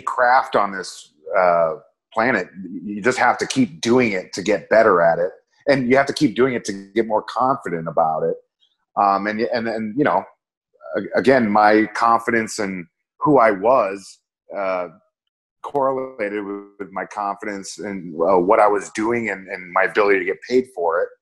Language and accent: English; Minneapolis, Minnesota, United States; moved away; Minneapolis is my hometown.